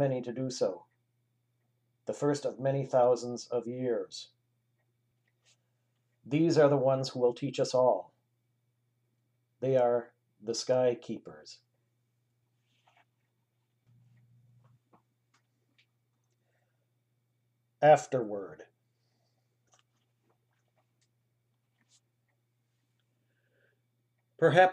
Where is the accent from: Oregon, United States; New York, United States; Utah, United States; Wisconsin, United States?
Wisconsin, United States; Milwaukee; was born and raised in Milwaukee, Wisconsin